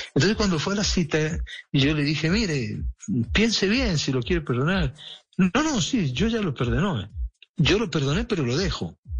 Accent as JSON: {"language": "Spanish", "country": "Colombia", "said": "yo puedo hablar como colombiano porque soy, además tengo nacionalidad colombiana"}